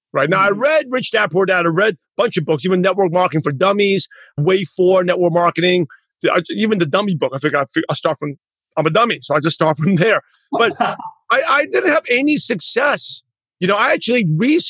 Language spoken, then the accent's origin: English; New York, United States; moved away; also born or lived in Los Angeles; Because I lived in LA, I'm originally from New York